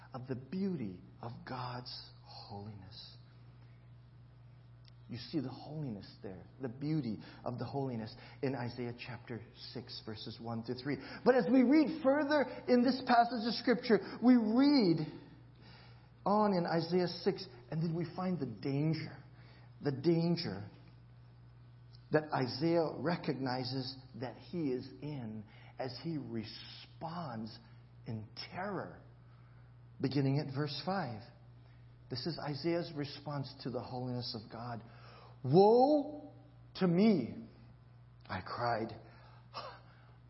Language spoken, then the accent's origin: English; Honolulu, Hawaii, United States; accent: Kalihi; it's my Kalihi accent